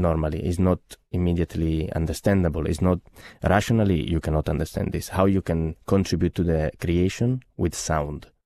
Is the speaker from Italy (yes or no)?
yes; Genoa, Liguria, Italy; moved away; I come from Genoa, which is the birthplace of Paganini